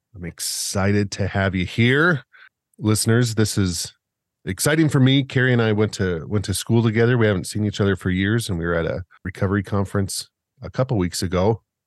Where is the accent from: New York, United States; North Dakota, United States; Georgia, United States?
North Dakota, United States; Williston; my hometown of Williston, North Dakota